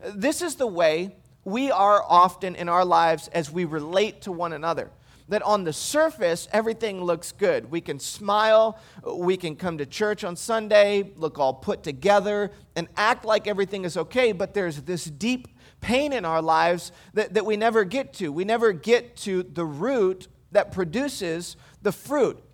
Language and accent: English; Michigan, United States; moved away; I grew up in Michigan